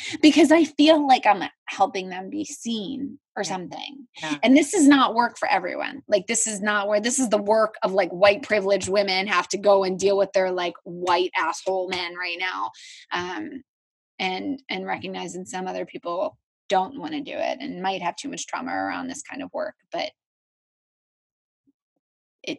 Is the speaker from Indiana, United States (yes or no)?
no; Philadelphia, Pennsylvania, United States; I grew up in Philadelphia and I'm an Eagles fan